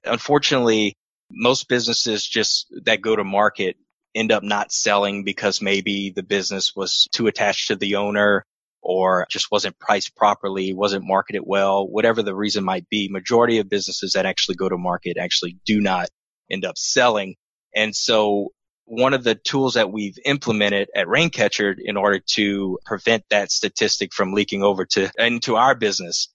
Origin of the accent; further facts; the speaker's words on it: New Iberia, Louisiana, United States; moved away as an adult; I was born and raised in New Iberia, Louisiana, home of Tabasco